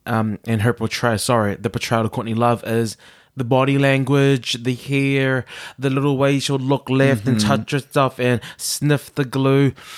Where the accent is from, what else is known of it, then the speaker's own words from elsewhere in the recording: Australia; No, and I'm from Down Under.